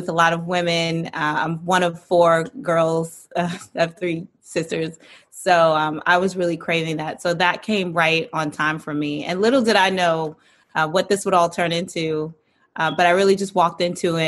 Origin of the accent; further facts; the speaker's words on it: Clinton, Maryland, United States; now in New York City, United States; I'm originally from Clinton, Maryland, but I now live in New York City.